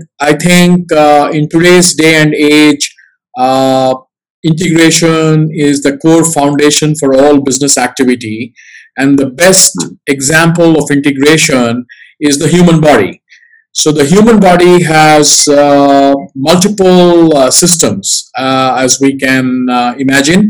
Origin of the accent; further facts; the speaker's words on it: Singapore; I'm a Singaporean